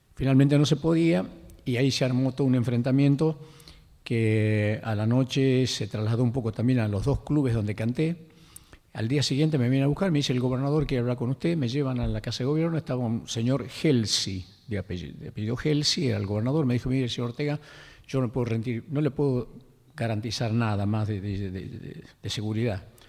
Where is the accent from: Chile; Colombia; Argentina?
Argentina; Lules, Tucumán; moved away; tus amigos del ingenio Mercedes, que es el pueblo donde yo nací, el Lules